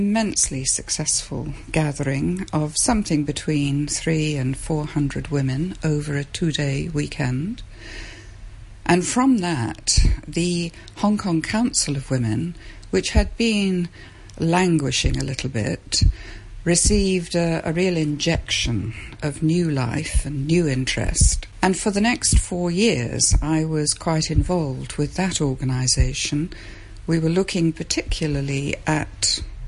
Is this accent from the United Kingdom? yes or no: yes; Epsom, South East England, United Kingdom; moved away as an adult; also born or lived in London / Kuala Lumpur, Malaysia; I came from South London, the Epsom area, and I went to university in London and taught on the north side of London.